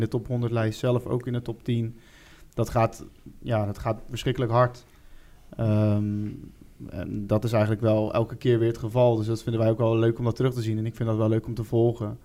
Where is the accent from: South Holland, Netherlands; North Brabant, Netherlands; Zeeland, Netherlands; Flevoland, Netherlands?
Zeeland, Netherlands; Middelburg area; Wij komen uit ja, Middelburg omstreken